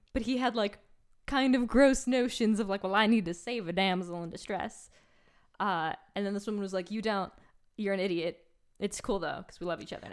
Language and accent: English; New York, United States; I grew up in New York, not New York City